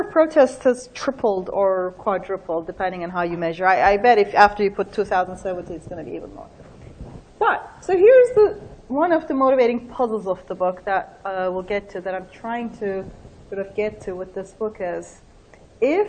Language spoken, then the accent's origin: English; Turkey; moved away; I'm originally from Turkey. I grew up there.